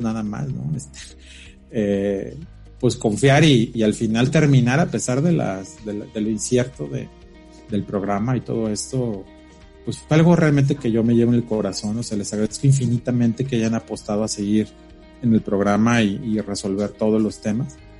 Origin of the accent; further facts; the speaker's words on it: Mexico City, Mexico; nosotros que venimos de la Ciudad de México